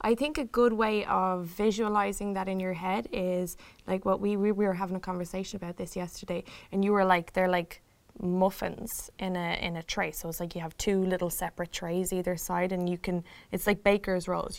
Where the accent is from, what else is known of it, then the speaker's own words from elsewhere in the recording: Ireland; now in Chicago, United States; I am here from Ireland in Chicago